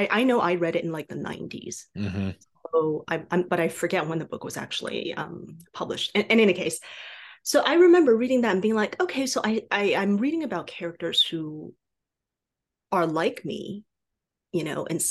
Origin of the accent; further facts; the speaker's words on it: Taiwan; first language Mandarin; English is a second language; moved away; I was born and raised in Taiwan. So I spoke Chinese, right? Specifically, I spoke Mandarin before I spoke anything else.